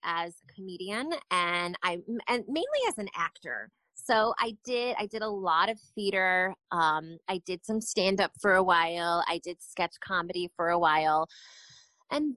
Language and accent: English; San Antonio, Texas, United States; born or raised there; also born or lived in New York